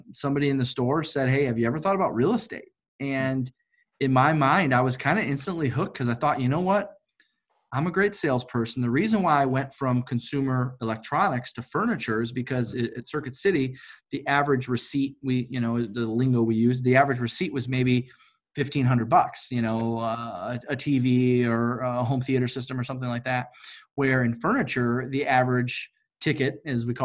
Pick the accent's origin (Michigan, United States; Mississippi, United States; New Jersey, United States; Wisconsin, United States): Michigan, United States; Detroit; I'm from Detroit, Michigan.